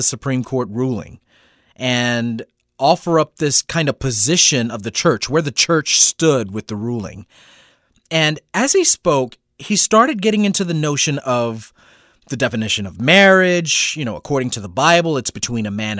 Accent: Mississippi, United States; moved away; also born or lived in Brooklyn, New York; I grew up down south in Mississippi, Southern Baptist

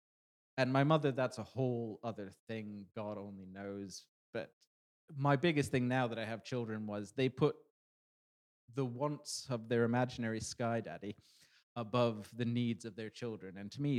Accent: Canada; I'm from Canada, eh? You know, I like to get the beer in the back bacon in. That's what I used to sound like.

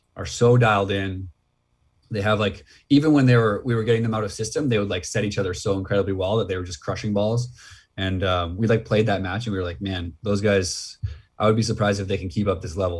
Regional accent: Red Deer, Alberta, Canada; in Alberta where I grew up like in Red Deer

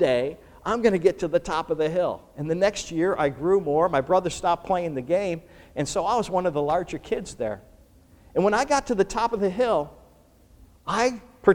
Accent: Buffalo, New York, United States; growing up in Buffalo, New York, where I'm from

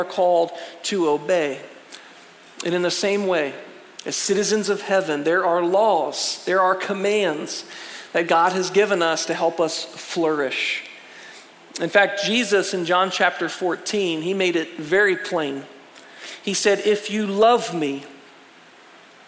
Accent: United States; as an American

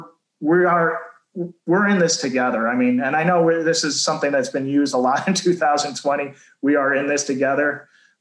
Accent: Macomb County, Michigan, United States; I grew up in Macomb County

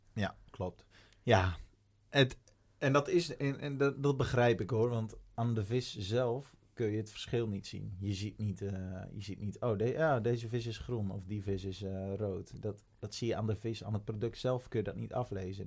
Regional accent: Urk, Flevoland, Netherlands; moved away; ik kom oorspronkelijk van Urk

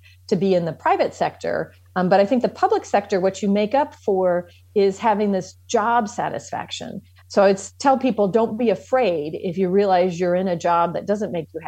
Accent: United States; moved away as an adult; also born or lived in France; I was already used to being an American

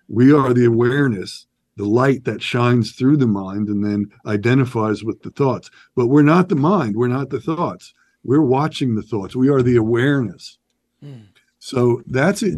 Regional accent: New York, United States; born and raised in New York.

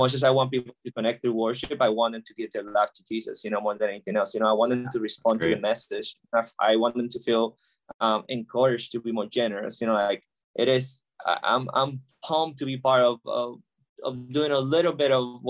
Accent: Puerto Rico; now in Los Angeles, United States; I was born and raised in Puerto Rico, and I've been in LA for 10 years.

